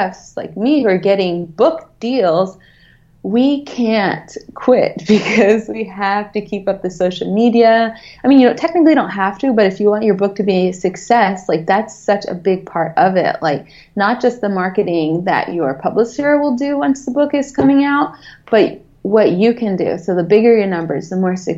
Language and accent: English; the South, United States; I'm from the South